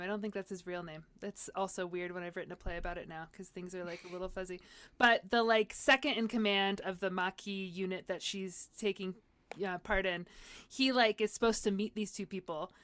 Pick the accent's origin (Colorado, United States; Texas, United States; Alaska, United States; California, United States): California, United States; San Diego; I grew up in San Diego